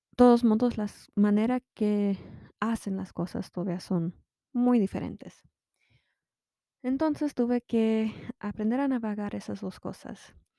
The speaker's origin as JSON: {"language": "Spanish", "country": "United States", "lives_now": "Utah, United States", "said": "sí soy mexicana americana, soy chicana"}